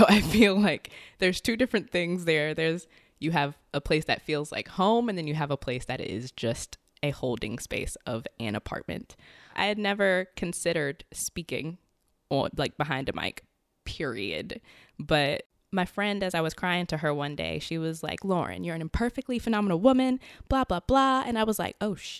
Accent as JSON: {"language": "English", "town": "Richmond", "region": "Virginia", "country": "United States", "also_born_or_lived": "Maryland", "moved": "yes", "lives_now": "Arlington, United States", "said": "I'm originally from Richmond"}